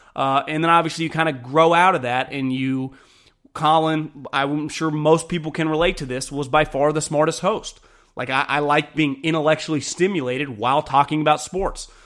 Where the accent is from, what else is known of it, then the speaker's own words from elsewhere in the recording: Davis, California, United States; also born or lived in Walnut Creek, California; born and raised in Davis